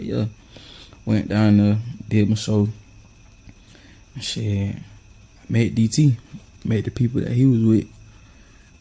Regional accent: Homerville, Georgia, United States; now in Fitzgerald, United States; I'm from Humberville, Georgia, but I stay in Fitzgerald, Georgia.

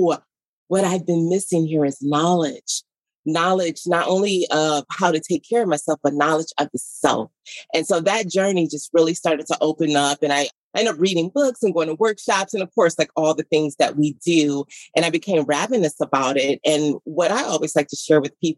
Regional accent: Detroit, Michigan, United States; I was born and raised in Detroit

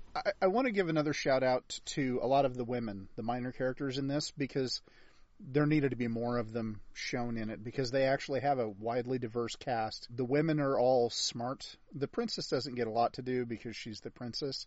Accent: United States; as an American

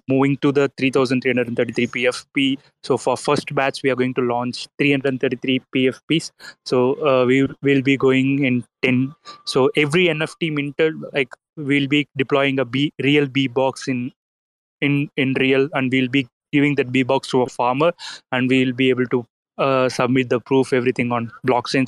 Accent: India; we are from India is a farming country

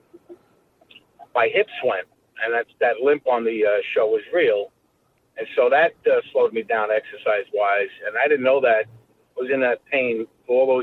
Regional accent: New York City, New York, United States; I grew up in Brooklyn

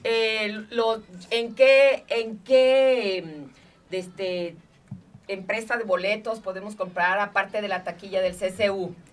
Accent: Nogales, Sonora, Mexico; yo soy de Nogales, Sonora

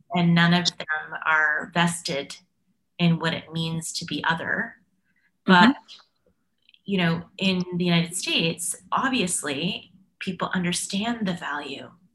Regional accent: Canada; being Canadian, I was I'm proud of my multiculturalism

